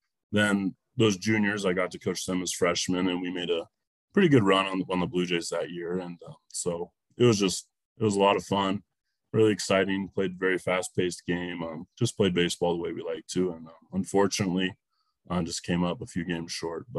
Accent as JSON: {"language": "English", "town": "Park City", "region": "Montana", "country": "United States", "tie": "born or raised there", "also_born_or_lived": "Laurel, Montana", "said": "I started off growing up in Park City, and then my parents moved to Laurel when I was in eighth grade"}